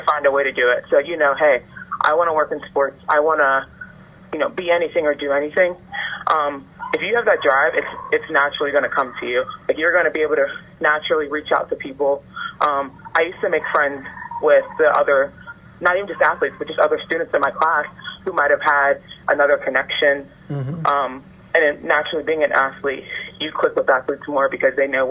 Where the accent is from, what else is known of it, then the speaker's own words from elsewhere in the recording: Burlington, New Jersey, United States; I grew up in Burlington, New Jersey, so I am about 20, 25 minutes out of the city of Philadelphia